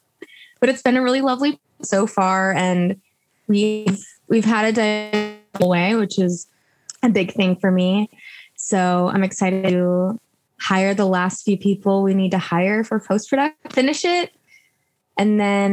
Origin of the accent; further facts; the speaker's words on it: Chicago, Illinois, United States; now in Los Angeles, United States; I'm from the Chicago area